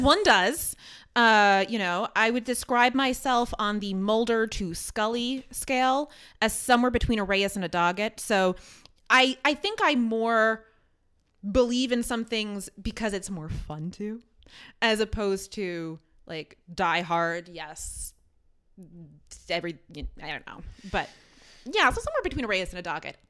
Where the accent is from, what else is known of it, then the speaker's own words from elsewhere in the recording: New York City, New York, United States; I'm from Queens